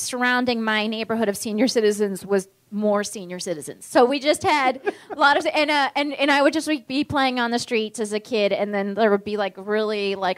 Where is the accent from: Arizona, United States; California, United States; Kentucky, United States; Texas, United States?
California, United States; Palm Springs; also born or lived in Virginia; growing up in Palm Springs, or Palm Springs is one is this weird desert town